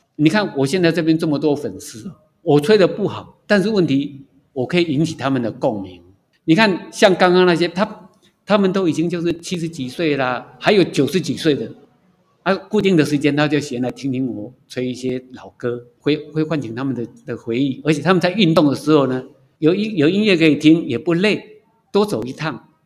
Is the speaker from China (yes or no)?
no; Taipei, Taiwan; moved away as an adult; now in Hualien, Taiwan; 我是台北人，工作在花莲